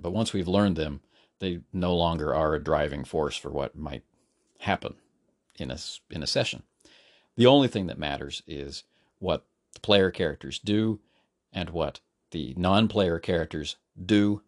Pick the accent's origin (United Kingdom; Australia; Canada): Canada; now in South Korea; as a Canadian